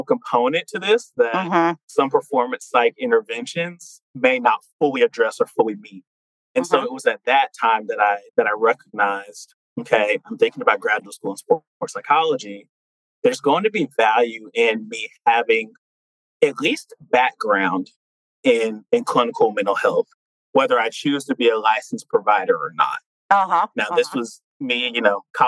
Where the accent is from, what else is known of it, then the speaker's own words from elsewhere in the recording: Fayetteville, North Carolina, United States; a North Carolina native, born and raised in Fayetteville